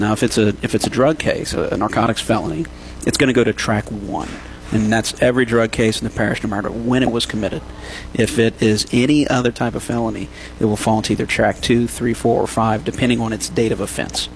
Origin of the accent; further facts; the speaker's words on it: New Iberia, Louisiana, United States; moved away as an adult; also born or lived in Baton Rouge / Morgan City; now in Lafayette, United States; I'm from New Iberia, you know, mm-hmm. right down the road um, graduate from Catholic High